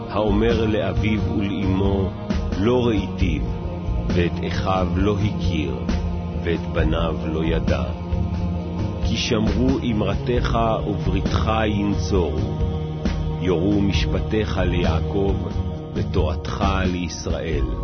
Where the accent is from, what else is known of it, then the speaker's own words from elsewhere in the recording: Israel; יליד הארץ, אני יליד המדינה, אני לא נולדתי פה. אני, אבא שלי בא מפולין, אמא שלי באה מעיראק, שני אנשים שלא קשורים בשום צורה אחד לשני באו, ו- ואני נולדתי פה.